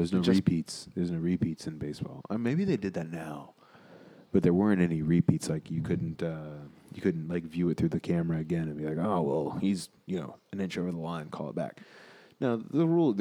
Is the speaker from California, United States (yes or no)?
no; Tampa, Florida, United States; moved away; I was raised in Tampa